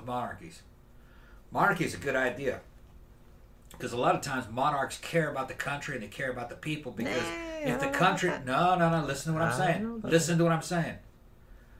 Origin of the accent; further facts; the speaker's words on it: Brazil; moved away; When I was growing up in Brazil